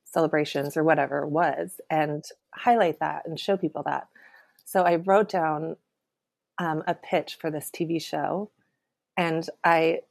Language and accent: English; Sacramento, California, United States; moved away; also born or lived in New York; I'm from California. I'm from Sacramento. So I went back to Sacramento